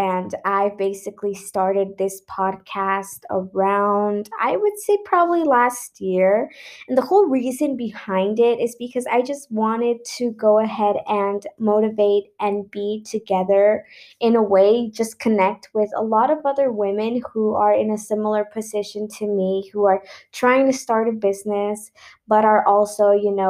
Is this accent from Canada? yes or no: no; Mexico; I'm from Mexico